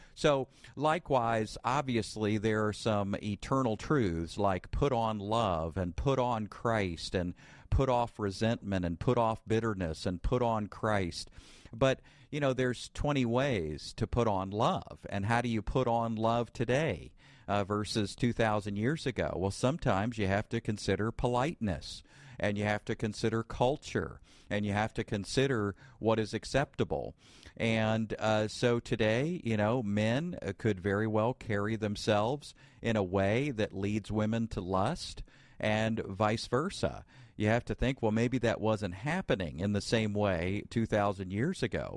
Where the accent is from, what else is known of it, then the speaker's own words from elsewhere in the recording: Bible Belt, the South, United States; I grew up in the Bible Belt